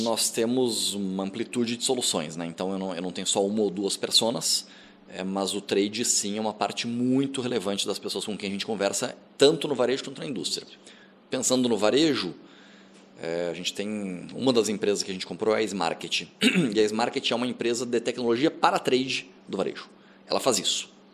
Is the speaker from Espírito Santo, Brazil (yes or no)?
no; Rio Grande do Sul, Brazil; now in São Paulo, Brazil; eu sou gaúcho